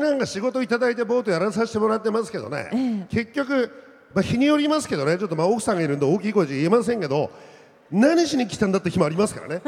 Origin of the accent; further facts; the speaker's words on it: Akita, Japan; moved away as an adult; now in Tokyo, Japan; 僕は秋田市で、まあ、太平なんですよね。